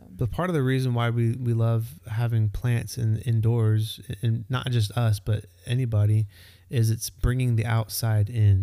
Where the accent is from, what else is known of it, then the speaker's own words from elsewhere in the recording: Texas, United States; also born or lived in Florida; now in Georgia, United States; I grew up in Texas